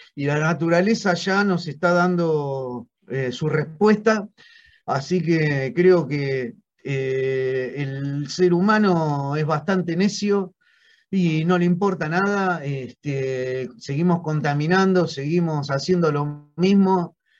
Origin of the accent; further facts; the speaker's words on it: Argentina; como argentino